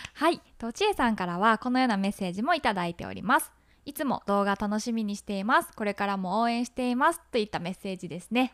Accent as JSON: {"language": "Japanese", "region": "Hyogo", "country": "Japan", "tie": "born or raised there", "moved": "yes", "said": "私たちってもともとは兵庫出身やけど"}